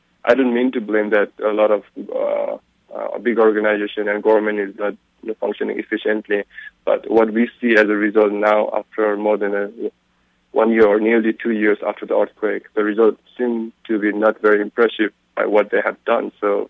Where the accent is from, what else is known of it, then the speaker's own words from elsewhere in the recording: Chaprabensi, Bagmati, Nepal; And as I come from Chaprabensi, the Langtang region